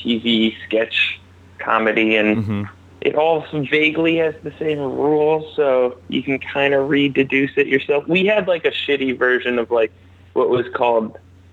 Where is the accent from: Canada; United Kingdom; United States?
United States; Seattle, Washington; moved away as an adult; also born or lived in Providence, Rhode Island; From Seattle, Washington, originally